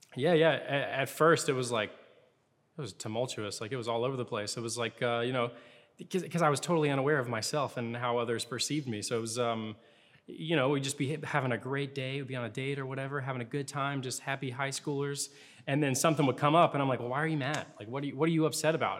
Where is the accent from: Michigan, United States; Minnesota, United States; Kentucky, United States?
Kentucky, United States; Louisville; moved away as an adult; also born or lived in Lexington, Kentucky; now in Atlanta, United States; I grew up in Louisville, Kentucky, lived there for most of my life